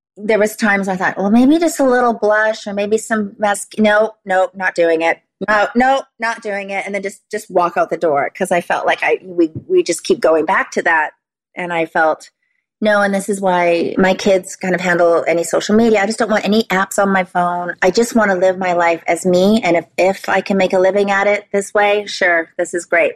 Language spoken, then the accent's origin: English; Vancouver Island, British Columbia, Canada; moved away as an adult; also born or lived in Los Angeles; I had a good foundation, good roots here on Vancouver Island